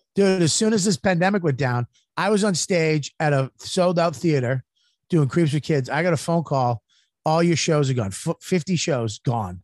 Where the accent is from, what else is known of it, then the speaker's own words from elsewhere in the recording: United States; I'm American